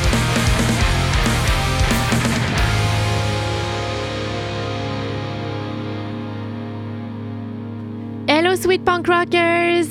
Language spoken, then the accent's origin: English; Quebec, Canada; I'm Quebecoise. I'm French Canadian.